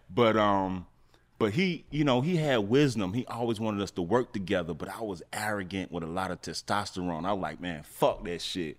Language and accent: English; Atlanta, Georgia, United States; also born or lived in St. Louis, Missouri; I'm from Atlanta, but I was staying in Saint Louis